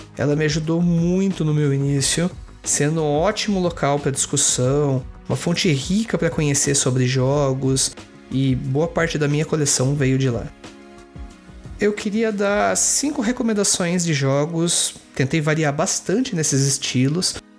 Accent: Sorocaba, São Paulo, Brazil; minha cidade natal, que é Sorocaba

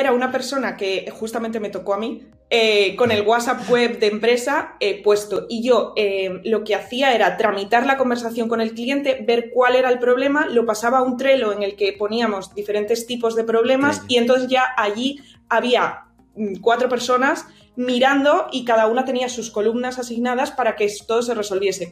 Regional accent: Santander, Cantabria, Spain; soy de Cantabria, soy de Santander.

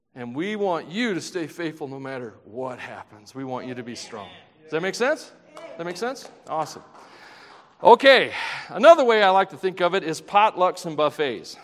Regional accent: Tennessee, United States; I'm from Tennessee

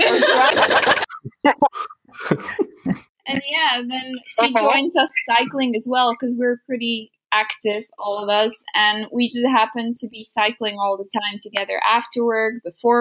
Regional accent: Slovakia; English is a second language; I'm from Slovakia

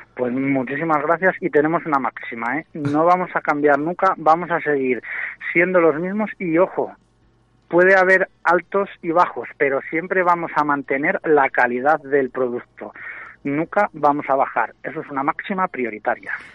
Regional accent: Valladolid, Castile and León, Spain; also born or lived in Arroyo de la Encomienda; yo soy de Valladolid, aunque resido ahí mismo, donde tenéis la emisora, en Arroyo, pero, pero soy de Valladolid

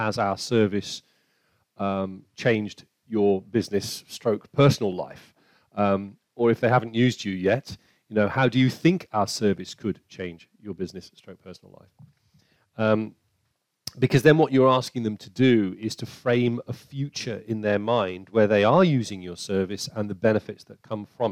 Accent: United Kingdom; we're British

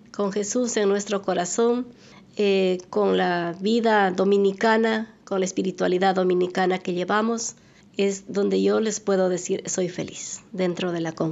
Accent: Güel, Azuay, Ecuador; moved away; yo soy de la provincia de La Suay, del cantón Sixic, parroquia Güell. Mi pueblito es, muy pequeño, bonito, se llama Güell

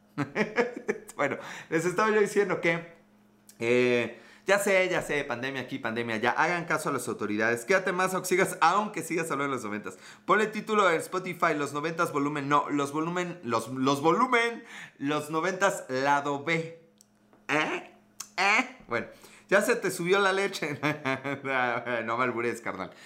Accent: Puebla, Mexico; Puebla, México

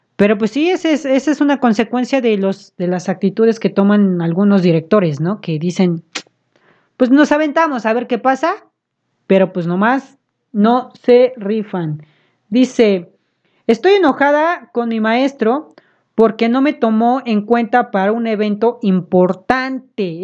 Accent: Puebla, Mexico; nosotros somos de aquí de Puebla

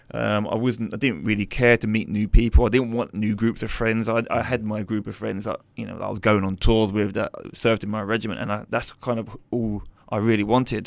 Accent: London, United Kingdom; I was brought up in East London

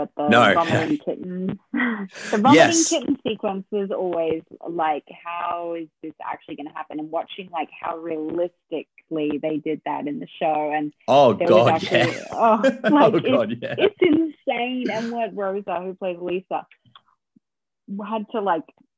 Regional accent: Australia; I was Australian

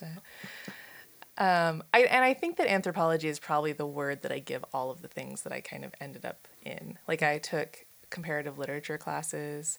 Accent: Silver Spring, Maryland, United States; now in Pittsburgh, United States; I'm from Silver Spring, Maryland, so outside of Washington D.C.

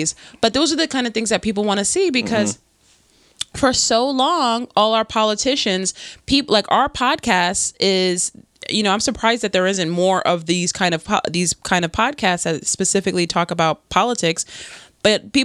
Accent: New York, United States; moved away as an adult; now in New Jersey, United States; I'm from New York. I'm born and raised in New York.

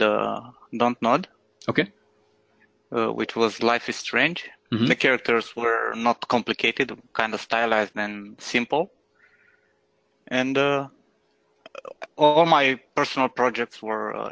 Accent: Iași, Iași County, Romania; moved away as an adult; now in Bucharest, Romania; a really small media studio in my hometown, Iași, yeah, in Romania.

